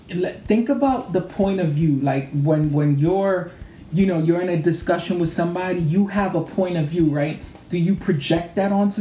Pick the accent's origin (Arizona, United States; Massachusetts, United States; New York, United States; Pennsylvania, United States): New York, United States; New York City; my father was like the first Dominican family to move to our neighborhood